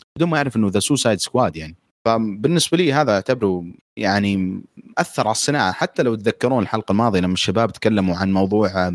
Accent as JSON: {"language": "Arabic", "country": "Saudi Arabia", "said": "عندنا في السعوديه"}